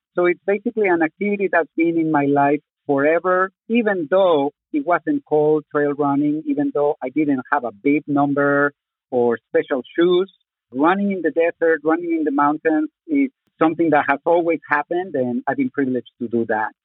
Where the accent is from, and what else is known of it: Zacatecas, Mexico; born or raised there; English is a second language; also born or lived in Mexico City, Mexico; now in Tucson, United States